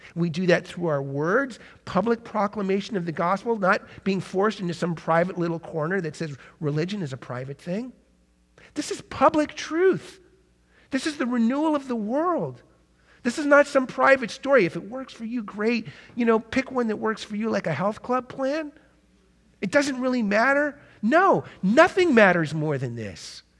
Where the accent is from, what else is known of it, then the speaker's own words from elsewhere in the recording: United States; as modern American, twenty-first century Christians